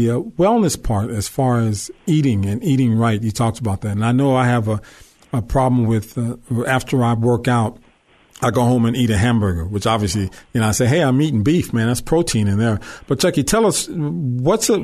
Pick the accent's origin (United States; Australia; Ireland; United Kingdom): United States; Long Beach, California; moved away; We come from Long Beach Poly. Our high school has the single most athletes in the pros.